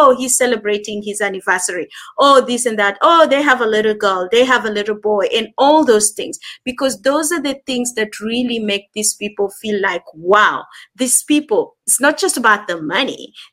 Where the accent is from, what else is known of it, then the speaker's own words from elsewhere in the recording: Kenya; accent: Kenyan and South African; also born or lived in South Africa; now in Manchester, United Kingdom; I am in Manchester, United Kingdom, but okay. I am Kenyan, and yep. I've lived in South Africa for over ten years.